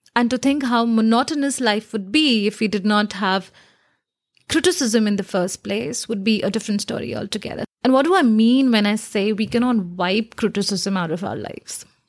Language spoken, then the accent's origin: English; India; I come from India